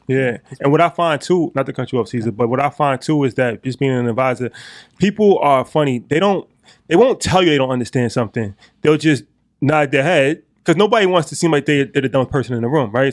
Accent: Westchester, New York, United States; we're from Westchester

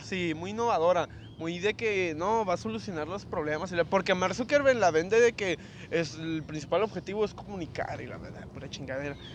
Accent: Mexico; soy de México

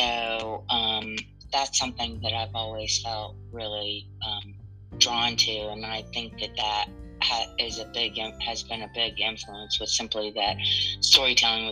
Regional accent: Montgomery, Alabama, United States; also born or lived in New Orleans, Louisiana / Atlanta / Ohio / Detroit; Montgomery, Alabama, which is my hometown and where my family resides

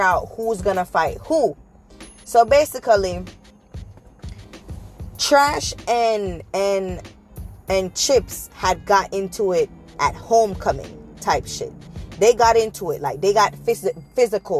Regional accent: Jamaica; moved away; we're all Jamaican

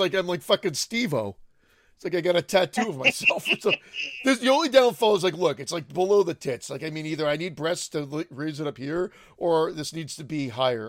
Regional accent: Canada; this Canadian's not going to give you the answer.

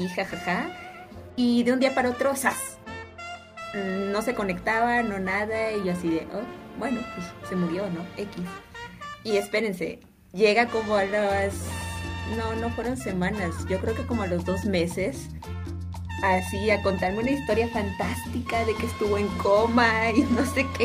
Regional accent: Orizaba, Veracruz, Mexico; now in Xalapa, Mexico; yo vivo aquí en Jalapa, pero yo no soy de aquí, entonces, boom. yo soy de Orizaba

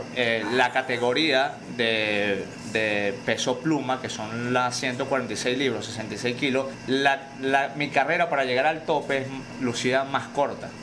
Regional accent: Venezuela; moved away as an adult; now in United States; desde que salí de Venezuela

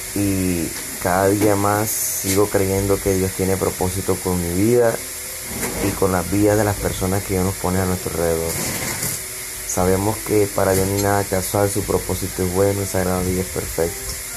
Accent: Valledupar, Cesar, Colombia; Soy de Bayupar

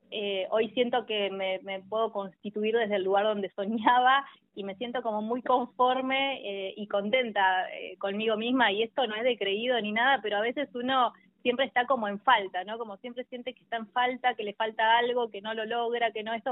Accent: Tierra del Fuego, Argentina; moved away as an adult; also born or lived in La Plata; yo soy fueguina, soy de Tierra del Fuego, mm. eh, tengo a toda mi familia allá y a los 18 años me vine a estudiar a la Universidad Nacional de La Plata

